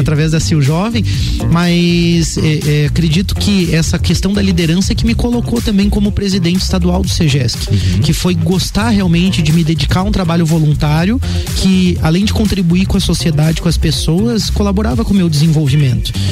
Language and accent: Portuguese; Lages, Santa Catarina, Brazil; also born or lived in Curitiba; Eu sou natural de Lages mesmo. É, apesar de que nasci aqui e meus pais retornaram a Curitiba, então bem pequeno, eu vivi a minha primeira infância, né, uhum. naquela cidade. Quando retornei a Lages, então, é, pequeno ainda